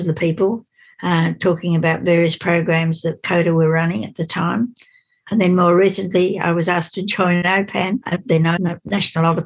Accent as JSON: {"language": "English", "town": "Sydney", "region": "New South Wales", "country": "Australia", "tie": "born or raised there", "also_born_or_lived": "Mudgee, New South Wales", "said": "I was born in Sydney. I was at St George Girls High School at Cogra in 1941."}